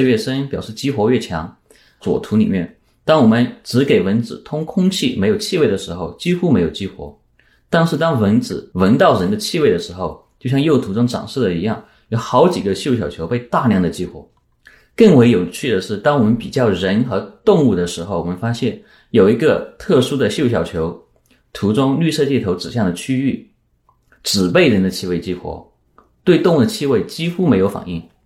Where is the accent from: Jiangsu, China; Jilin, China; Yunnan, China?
Yunnan, China; also born or lived in Princeton, United States / Ithaca, United States; now in United States; 在我的家乡云南